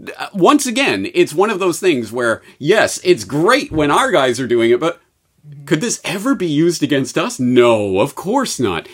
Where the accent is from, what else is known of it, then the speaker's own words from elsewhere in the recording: Canada; Being Canadian, I know about most other countries and how utterly horrible it is.